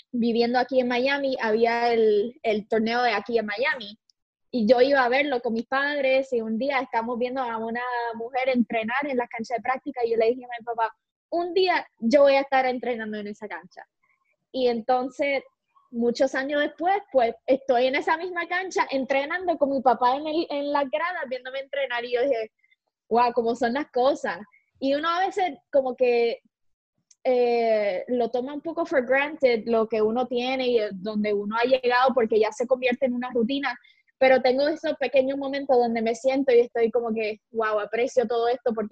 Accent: Puerto Rico; born there; Eh, yo nací en Puerto Rico, siempre va a ser mi hogar.

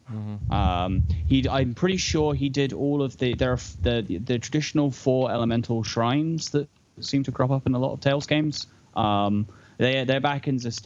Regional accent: United Kingdom; I'm British

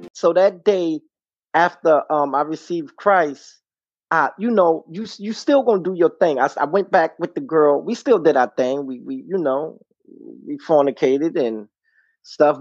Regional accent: New York City, New York, United States; moved away as an adult; now in Connecticut, United States; I'm from Brooklyn, New York.

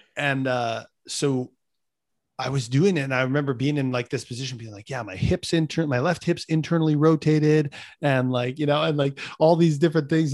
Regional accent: Winnipeg, Manitoba, Canada; my hometown of Winnipeg

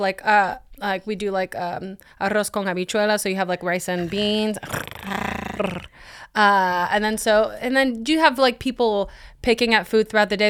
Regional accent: Puerto Rico; moved away as an adult; also born or lived in Los Angeles, United States; now in Atlanta, United States; I'm from Puerto Rico originally

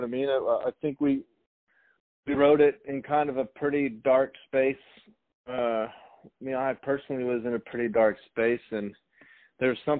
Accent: Tulsa, Oklahoma, United States; also born or lived in Los Angeles; Two of us are from Tulsa, Oklahoma

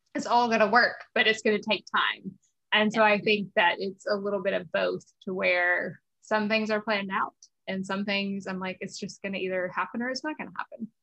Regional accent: South Georgia, United States; moved away as an adult; also born or lived in Pennsylvania; we grew up in South Georgia

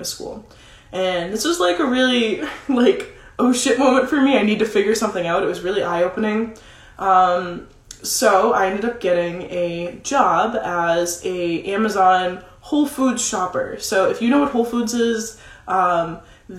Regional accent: Massachusetts, United States; moved away as an adult; also born or lived in Vermont; now in Nashville, United States; I grew up in Massachusetts

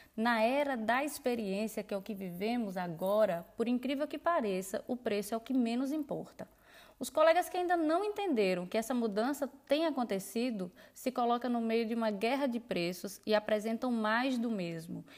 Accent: Petrolina, Pernambuco, Brazil; eu sou de Petrolina, Pernambuco, fotógrafa de família há quase dez anos aqui na região

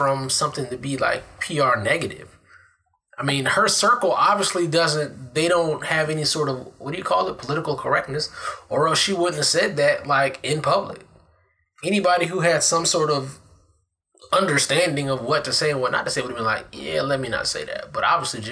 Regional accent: Capitol Heights, Maryland, United States; I'm from Capitol Heights. I live, like, right up the street.

